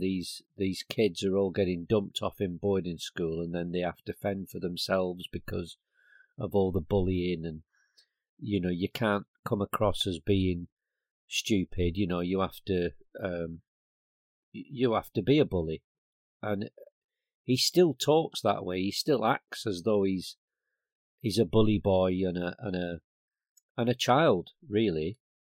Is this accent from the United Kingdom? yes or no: yes; Blackburn, North West England, United Kingdom; now in Bristol, United Kingdom; I was brought up in Black Bin, Lancashire